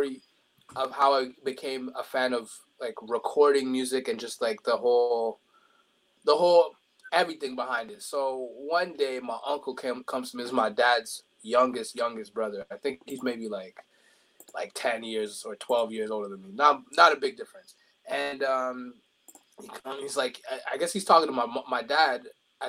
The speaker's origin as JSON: {"language": "English", "town": "Ottawa", "region": "Ontario", "country": "Canada", "tie": "born or raised there", "also_born_or_lived": "Montreal", "said": "I was born in Montreal, but raised out here in Ottawa, 613, coal capital"}